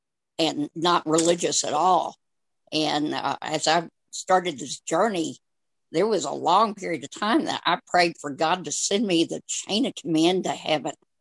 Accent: Anchorage, Alaska, United States; now in Texas, United States; I'm not a true Texan. I was born in Anchorage, Alaska.

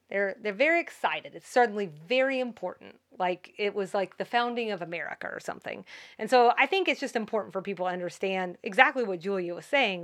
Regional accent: Georgia, United States; I'm from Georgia

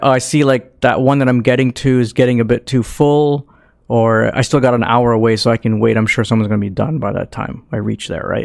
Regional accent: Canada; we're Canadian

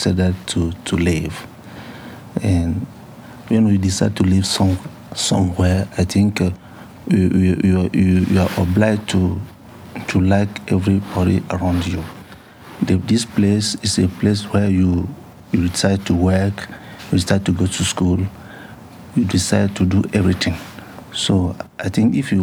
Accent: Togo; English is a second language; moved away as an adult; now in United States; I'm a Togolese. I come from West Africa.

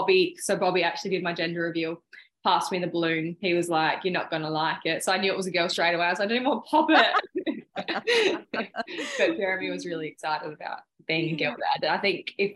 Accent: Adelaide, South Australia, Australia; I'm from Adelaide, so I had all my school friends and like my family here

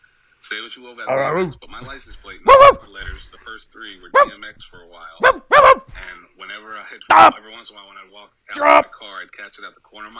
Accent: Maryland, United States; I was born and raised in Maryland

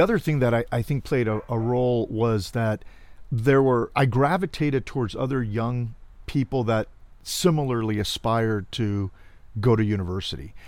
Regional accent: Cudahy, California, United States; now in Riverside County, United States; I was born and raised in Los Angeles. In fact, a small suburban city of L A County called Cudahy.

